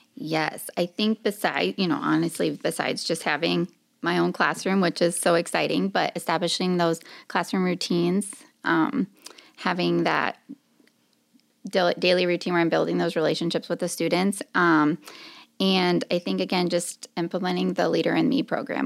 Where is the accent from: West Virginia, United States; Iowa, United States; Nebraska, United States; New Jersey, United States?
Iowa, United States; Marshalltown; I'm from Marshalltown, Iowa